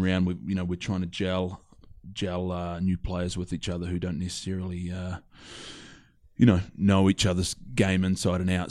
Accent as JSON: {"language": "English", "town": "Christchurch", "region": "Canterbury", "country": "New Zealand", "tie": "born or raised there", "also_born_or_lived": "Ireland", "said": "born and raised in New Zealand, uh, Christchurch, New Zealand"}